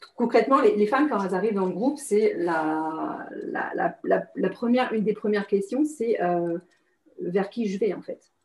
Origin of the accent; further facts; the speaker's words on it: France; moved away as an adult; also born or lived in Singapore; je suis française, mais j'étais à l'étranger en fait